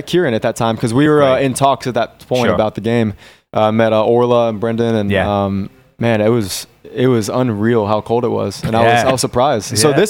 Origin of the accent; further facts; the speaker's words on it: United States; moved away as an adult; now in Brussels, Belgium; they know that I'm American. I played my whole life. I think they understand that I come from a different culture where football is, you know, very prominent.